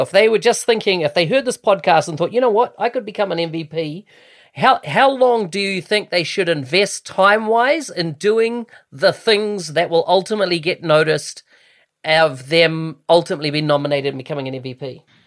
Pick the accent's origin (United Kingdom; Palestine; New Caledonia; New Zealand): New Zealand; moved away; I came from New Zealand originally